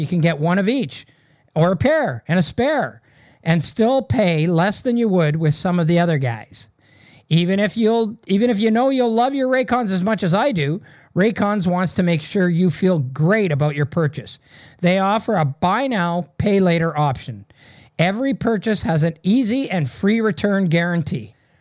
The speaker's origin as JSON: {"language": "English", "town": "Sudbury", "region": "Ontario", "country": "Canada", "tie": "born or raised there", "said": "I grew up in Sudbury, Ontario"}